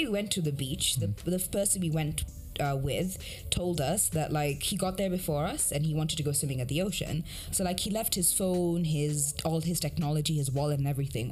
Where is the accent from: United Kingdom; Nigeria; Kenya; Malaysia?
Kenya; moved away; even me as a Kenyan